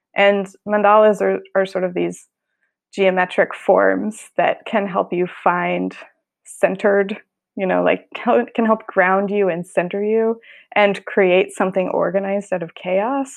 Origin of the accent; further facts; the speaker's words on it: Colorado, United States; now in San Francisco, United States; I grew up in Colorado, so my family's still there